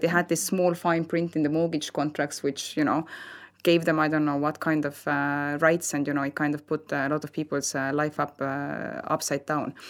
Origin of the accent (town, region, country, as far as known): Estonia; now in Spain